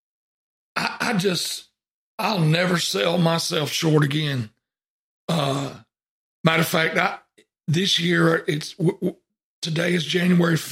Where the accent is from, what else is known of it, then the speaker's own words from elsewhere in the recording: Deep South, United States; I was born in the Deep South